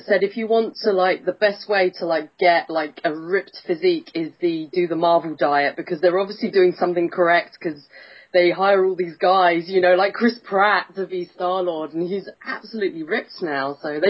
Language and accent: English; England, United Kingdom; I'm just English, which means I'm lazy and don't have to learn any other languages